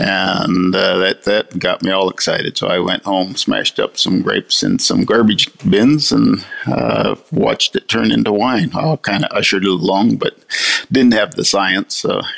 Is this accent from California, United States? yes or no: yes; California, United States; So I grew up in vineyards in California